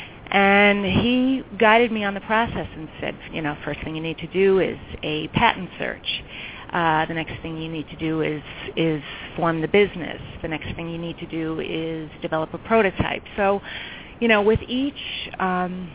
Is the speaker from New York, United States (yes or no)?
yes; New York, United States; also born or lived in California; now in Chicago, United States; I was born and raised in New York. But Chicago now feels like home to me because I've been here for over 20 years